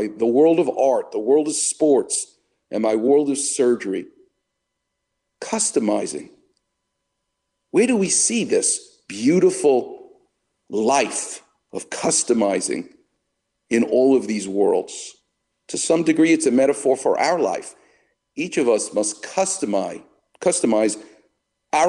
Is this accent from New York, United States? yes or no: yes; New York, United States; St. Joseph's Hospital, where I was born in Far Rockaway